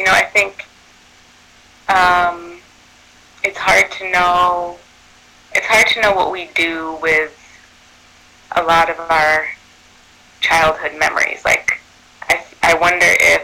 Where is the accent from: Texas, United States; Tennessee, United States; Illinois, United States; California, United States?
Illinois, United States; Chicago; also born or lived in Evanston, Illinois; I grew up on the north side of Chicago in a neighborhood called Rogers Park. And then I would say I grew up there and also in Evanston